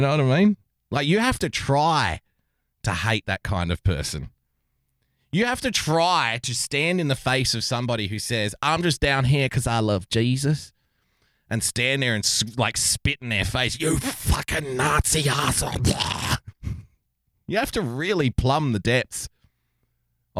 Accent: Australia; here in Australia

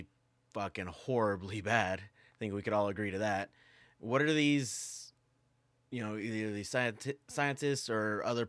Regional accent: United States; I'm American

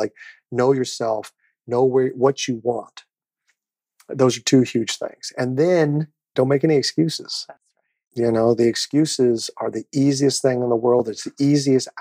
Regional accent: Overland Park, Kansas, United States; moved away; I grew up in the Midwest. Overland Park, Kansas, to be specific. It was a little suburb of Kansas City.

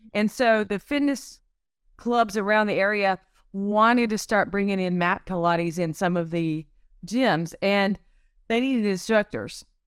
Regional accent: Cartersville, North Carolina, United States; also born or lived in Arizona; I'm a local here. I grew up here in Cartersville and I went to East Forsyth High School

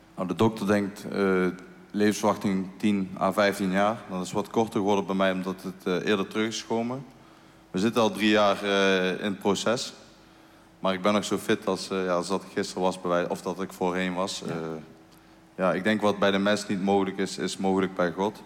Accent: Eindhoven, North Brabant, Netherlands; Als Eindhovenaar

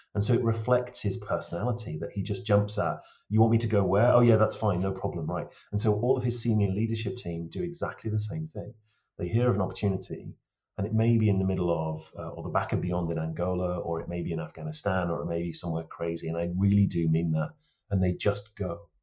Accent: Lake District, North West England, United Kingdom; now in Cairngorms, Scotland; I was brought up in the Lake District

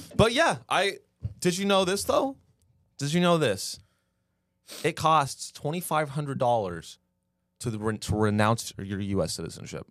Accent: United States; we all grew up in America

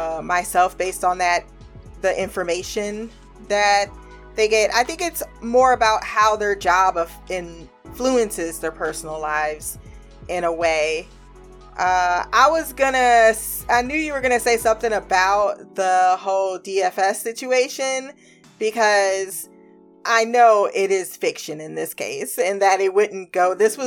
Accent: Ohio, United States; it's my experience as well, growing up in Midwest Ohio, in the Midwest region

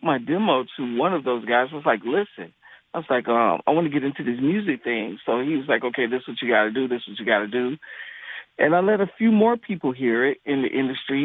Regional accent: Waynesboro, Georgia, United States; also born or lived in Boston, Massachusetts; I'm from a small town. Well, I was born in Boston, and then I moved down south to a small town called Waynesboro, Georgia

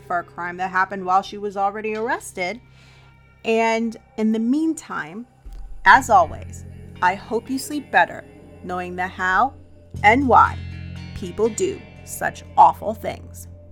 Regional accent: Colorado, United States; born or raised there

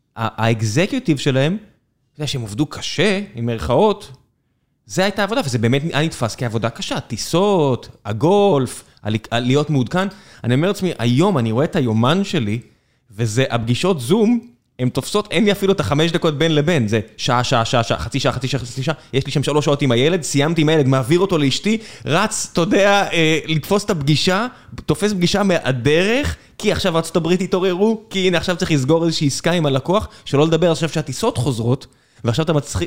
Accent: Israel; אנחנו יודעים מה זה גולף כישראלים

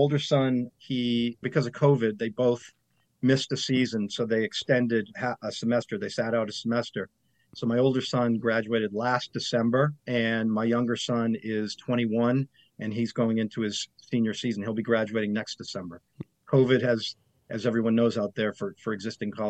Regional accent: Boston, Massachusetts, United States; I grew up here. I'm from Boston. I'm an American kid

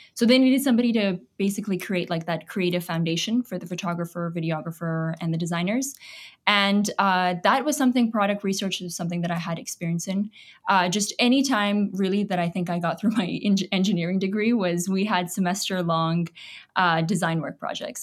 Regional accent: Toronto, Ontario, Canada; also born or lived in Pakistan; I came to Canada when I was about eight. I'd say I was raised in Canada, in Toronto.

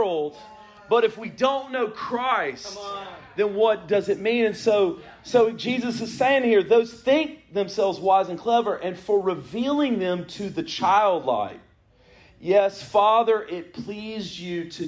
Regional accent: the Triangle, North Carolina, United States; I grew up here in the Triangle

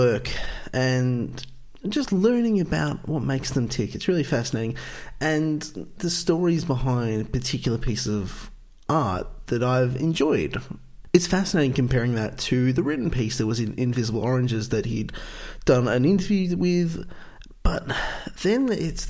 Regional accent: Australia; I'm from Australia

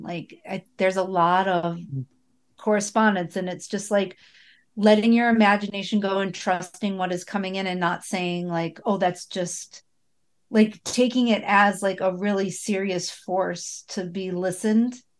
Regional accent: Buffalo, New York, United States; I grew up in Buffalo

